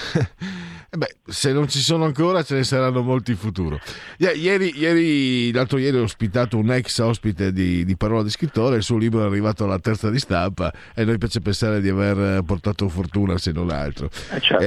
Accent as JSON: {"language": "Italian", "country": "Italy", "also_born_or_lived": "Friuli-Venezia Giulia / Veneto", "said": "Io poi che vengo de, da quelle zone lì, no? sono, sono, metà friulano, metà veneto"}